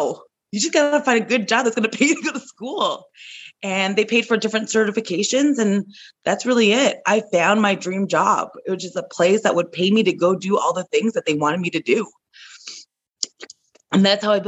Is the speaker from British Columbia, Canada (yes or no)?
no; Toronto, Ontario, Canada; I'm from Toronto.